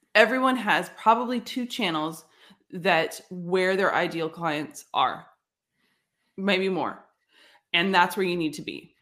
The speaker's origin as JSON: {"language": "English", "town": "San Jose", "region": "California", "country": "United States", "tie": "born or raised there", "said": "I grew up in San Jose"}